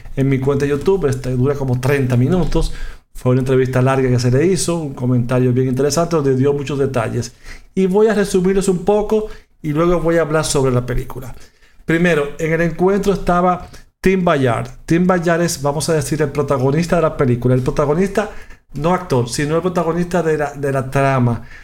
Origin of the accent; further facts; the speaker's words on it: Dominican Republic; En mi país, República Dominicana